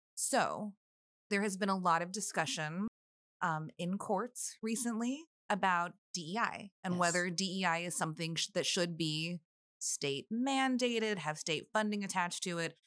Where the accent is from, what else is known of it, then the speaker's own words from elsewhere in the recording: McAllen, Texas, United States; now in Austin, United States; growing up in the Valley